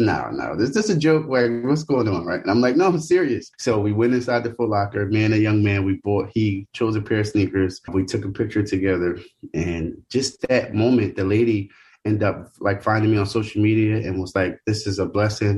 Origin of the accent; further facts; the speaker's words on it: Philadelphia, Pennsylvania, United States; moved away as an adult; I'm originally from Philadelphia. I've been in Philadelphia my whole life.